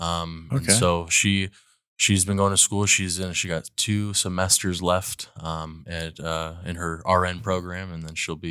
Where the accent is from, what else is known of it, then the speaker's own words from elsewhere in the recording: Fresno, California, United States; I'm from Fresno, California. I moved here probably a year and a half ago.